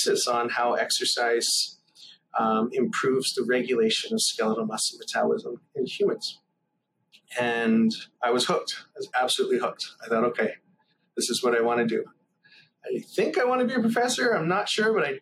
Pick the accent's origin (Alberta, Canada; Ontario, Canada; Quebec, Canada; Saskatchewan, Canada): Ontario, Canada; small towns outside of Toronto; I grew up in a few small towns outside of Toronto, usually within an hour